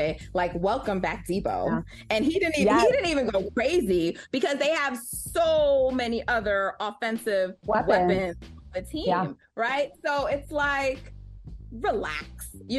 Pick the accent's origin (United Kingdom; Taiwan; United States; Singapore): United States; New York; True Eagles fan, but also as a New Yorker